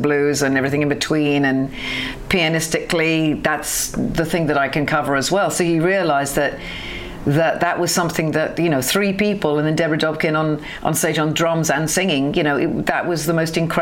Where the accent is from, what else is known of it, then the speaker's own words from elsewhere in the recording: London, United Kingdom; also born or lived in Wales; I'm actually Welsh, but I spent most of my time in London